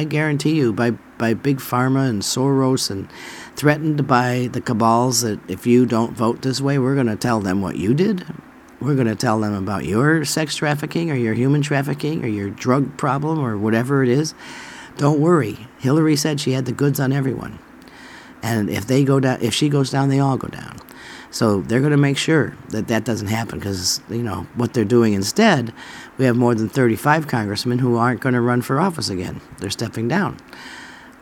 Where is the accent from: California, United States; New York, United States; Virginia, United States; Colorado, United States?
New York, United States; moved away as an adult; now in Alabama, United States; I'm from New York. I spent most of my life there